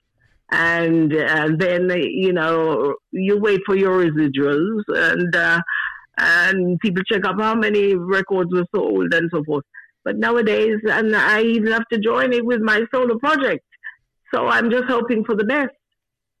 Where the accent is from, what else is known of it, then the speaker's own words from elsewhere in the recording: Jamaica; moved away; I'm Jamaican